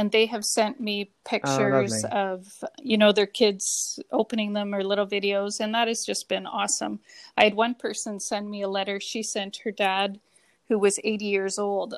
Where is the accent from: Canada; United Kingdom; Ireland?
Canada; Canadian through and through.